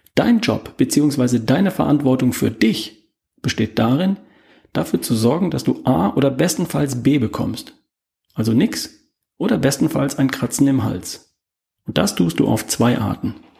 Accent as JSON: {"language": "German", "country": "Germany", "said": "Bei uns in Deutschland"}